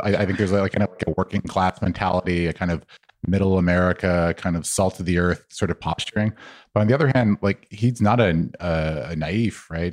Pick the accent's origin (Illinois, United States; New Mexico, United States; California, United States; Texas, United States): New Mexico, United States; moved away; I was from New Mexico